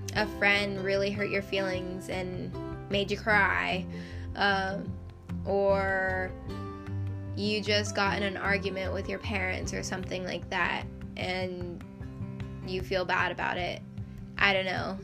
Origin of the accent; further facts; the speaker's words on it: United States; also born or lived in Idaho; I am American